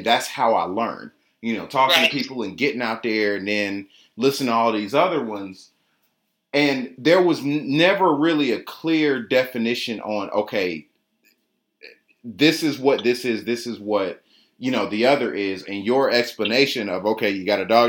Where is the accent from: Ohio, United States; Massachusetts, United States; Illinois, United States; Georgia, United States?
Georgia, United States; Atlanta; I'm just born and raised in Atlanta, grew up on the south side of town